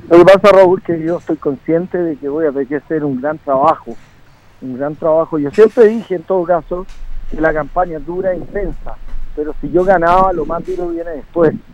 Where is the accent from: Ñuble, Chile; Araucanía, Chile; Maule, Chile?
Maule, Chile; Longaví; Longaví en mi tierra